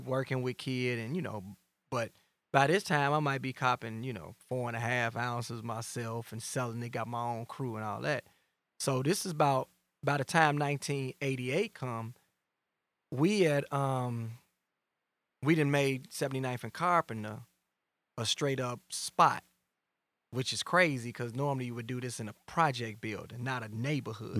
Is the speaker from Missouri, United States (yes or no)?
no; Chicago, Illinois, United States; I'm from Englewood, Gresham